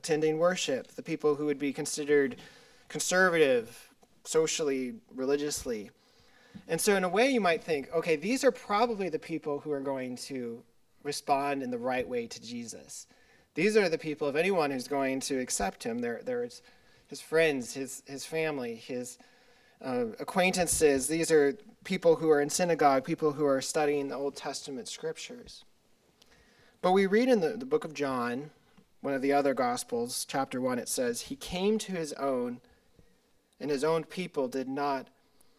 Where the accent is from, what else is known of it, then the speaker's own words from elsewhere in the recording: Silverton, Colorado, United States; I'm from Silverton, Colorado, in Southwest Colorado, a small little town